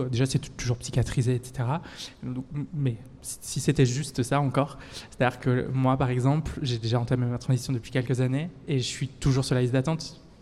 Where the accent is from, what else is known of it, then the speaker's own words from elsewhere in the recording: France; now in Belgium; je suis française